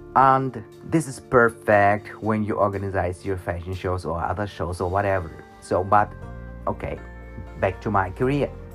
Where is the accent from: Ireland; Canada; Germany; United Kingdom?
Germany; I was born in Germany and I'm now 50 years old